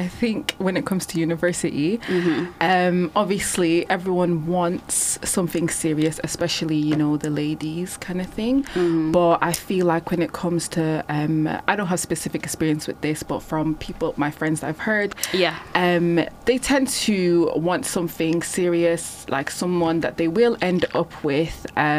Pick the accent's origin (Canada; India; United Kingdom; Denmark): United Kingdom; Bolton, North West England; born or raised there; also born or lived in Ireland